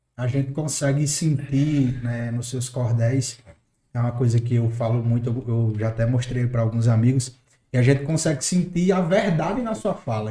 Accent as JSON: {"language": "Portuguese", "region": "Northeast Region", "country": "Brazil", "accent": "nordestino", "said": "Eu sou nordestino, sabe, raiz, daquele que puxa o R"}